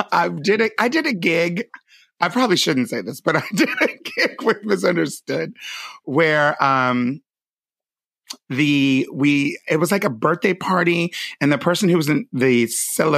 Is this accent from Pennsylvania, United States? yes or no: yes; Pennsylvania, United States; I'm from Pennsylvania.